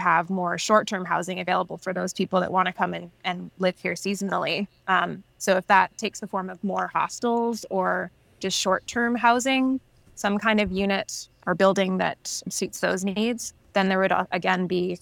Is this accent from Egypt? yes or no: no; Nelson, British Columbia, Canada; moved away; also born or lived in Vancouver; I was born and raised in Nelson, but I just came back in October 2020